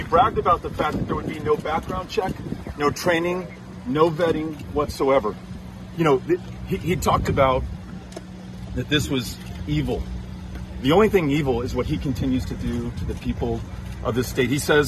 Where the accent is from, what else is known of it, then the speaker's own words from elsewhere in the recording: El Paso, Texas, United States; my hometown of El Paso.